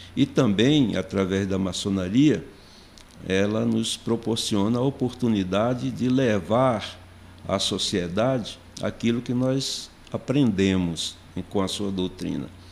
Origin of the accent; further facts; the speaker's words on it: Recife, Pernambuco, Brazil; moved away as an adult; now in Brasília, Brazil; tudo começou em Recife, Pernambuco, onde nasci. Cheguei em Brasília em 1977, em função de um concurso público